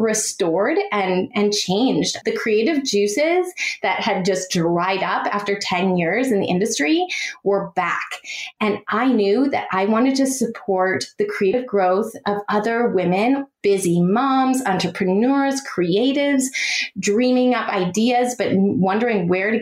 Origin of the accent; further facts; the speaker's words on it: Canada; now in San Francisco Bay Area, United States; I am Canadian, born and raised